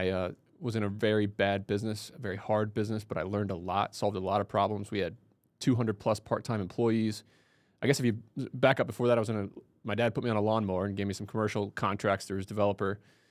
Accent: Indiana, United States; also born or lived in Ithaca, New York; I grew up in Southern Indiana, went to school there.

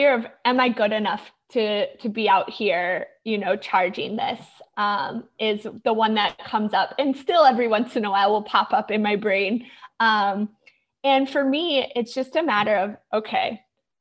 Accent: St. Louis, Missouri, United States; moved away as an adult; also born or lived in New York; I grew up in St. Louis, the middle of the United States, and had started my career there

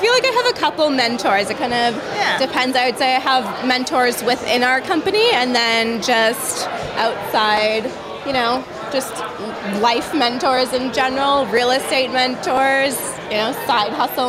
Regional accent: Canada; We're Canadian yeah. by heart

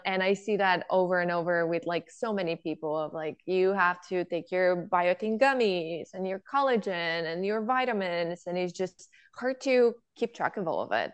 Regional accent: Bulgaria; moved away; I grew up in Bulgaria where my grandparents had a farm

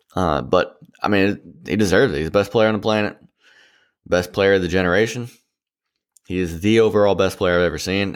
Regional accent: Washington, District of Columbia, United States; growing up in, you know, the D C area before the Nats were around

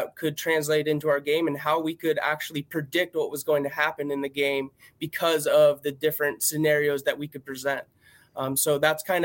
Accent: Erie, Pennsylvania, United States; moved away as an adult; also born or lived in Missouri; I grew up right up near Erie, PA

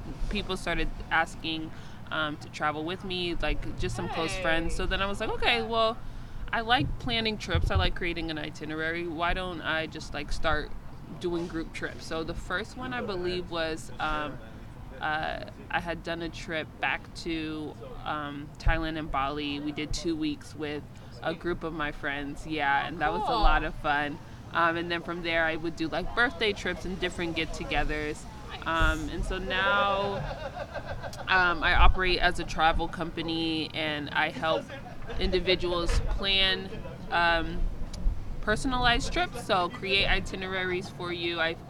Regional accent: Kinshasa, DR Congo; born there; I was born in Kinshasa in the Democratic Republic of Congo.

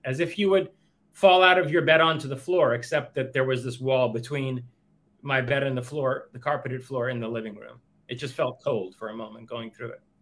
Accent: New York City, New York, United States; also born or lived in Queens, New York; originally I'm from Queens, but we only lived there until I was what uh, eight years old. At age eight, uh, between seven and eight, we moved to Manhattan.

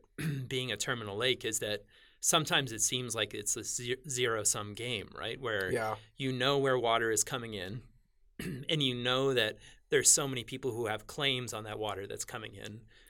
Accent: Northeast, United States; I grew up in the Northeast where that's water was always flowing. Things were always raining. Things were always melting. And everything was flowing to the ocean.

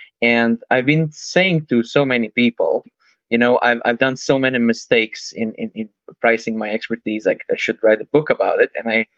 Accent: Croatia; I'm from Croatia. I'm in Croatia right now.

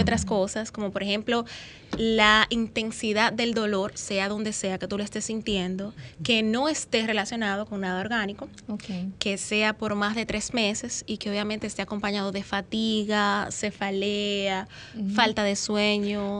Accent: Santiago de los Caballeros, Santiago, Dominican Republic; yo estoy ubicada, soy de Santiago

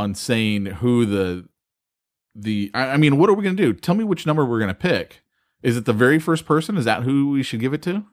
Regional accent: California, United States; I'm from California

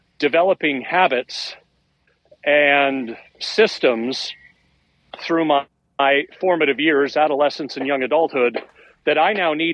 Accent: Oakville, Ontario, Canada; moved away as an adult; also born or lived in Toronto; now in Halifax, Canada; Oakville's my hometown.

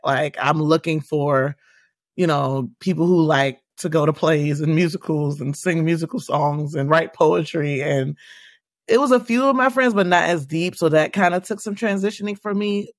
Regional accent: Washington, District of Columbia, United States; now in Maryland, United States; So I grew up in Washington, D C. I currently reside in Maryland, but I grew up within the city of the district of Columbia

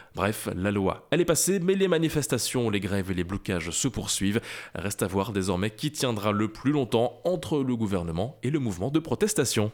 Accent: Belgium; Chez nous, en Belgique

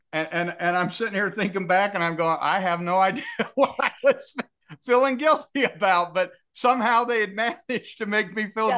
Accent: Kaysville, Utah, United States; I grew up in Kaysville, Utah

